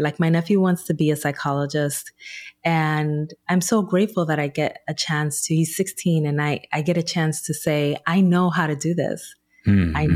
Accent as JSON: {"language": "English", "town": "Newark", "region": "New Jersey", "country": "United States", "tie": "born or raised there", "said": "back in my hometown of Newark, New Jersey"}